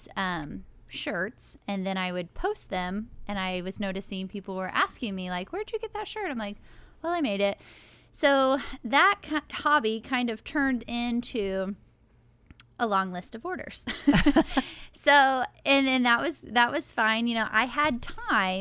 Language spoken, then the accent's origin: English; Seymour, United States; and I am from Seymour.